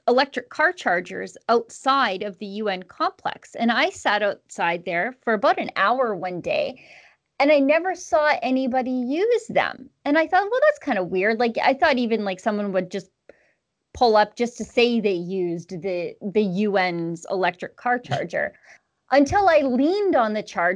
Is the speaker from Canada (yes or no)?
yes; Canada; as a Canadian